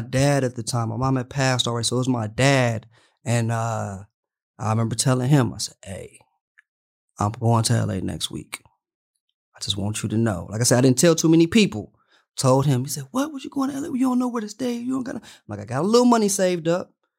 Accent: Detroit, Michigan, United States; moved away as an adult; now in Los Angeles, United States; I'm from Detroit.

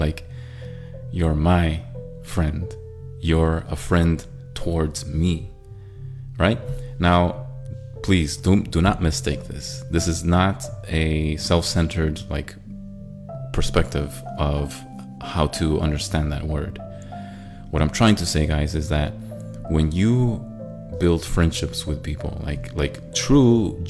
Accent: Middle East, Israel; moved away; also born or lived in Syria / Cyprus / Thailand; Because I grew up overseas most of my young life. I grew up in Israel, I grew up in Syria, I grew up in Cyprus, and I was born in Thailand, but I grew up in the Middle East most of my young life.

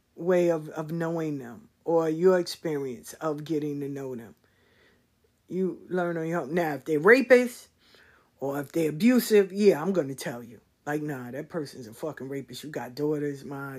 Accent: New York City, New York, United States; moved away as an adult; now in Atlanta, United States; growing up in South Jamaica, sitting in the square

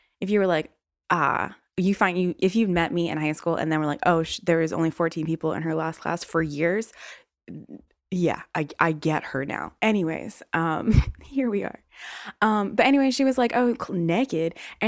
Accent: the South, United States; accent: Southern

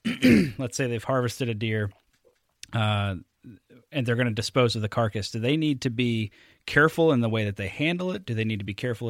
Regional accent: Alabama, United States; now in Wisconsin, United States; something like I had never seen before growing up in Alabama. And then I move up here to Wisconsin, and they have much the same thing as Michigan, this strong deer camp tradition.

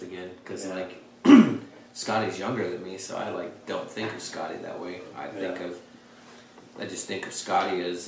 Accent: Great Falls, Montana, United States; moved away; I'm a nobody from Great Falls, Montana

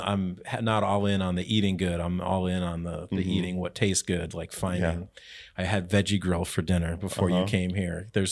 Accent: Connecticut, United States; now in Albany, United States; I grew up in Connecticut.

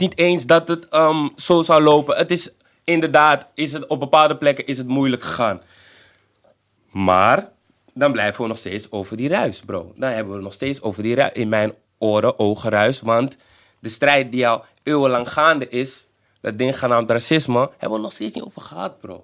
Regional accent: Netherlands; Ik ben geboren in Nederland

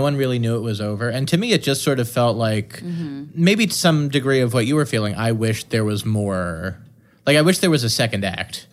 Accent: New York, United States; I grew up in New York. I've been seeing roundabout co- theater company shows since I was a kid.

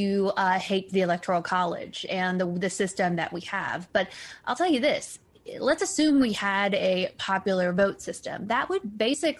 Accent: Cobb County, Georgia, United States; moved away; I grew up in Cobb County, Georgia

